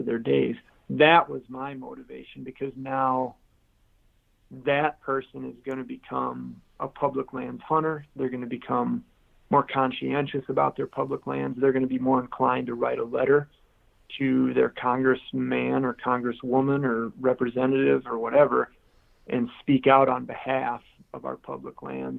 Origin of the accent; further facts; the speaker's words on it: Caledonia, Michigan, United States; also born or lived in Grand Rapids, Michigan; I was born in Grand Rapids, was the closest big city. So kind of the southwest part of the Lower Peninsula. Caledonia was the town I grew up in.